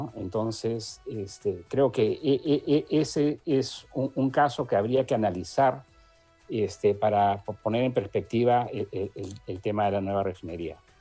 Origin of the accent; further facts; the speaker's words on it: Peru; somos todos los peruanos